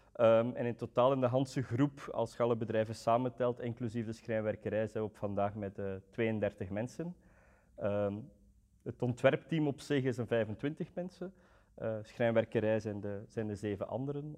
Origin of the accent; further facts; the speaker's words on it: Roeselare, Flanders, Belgium; also born or lived in Antwerp; ik kom van Roeselare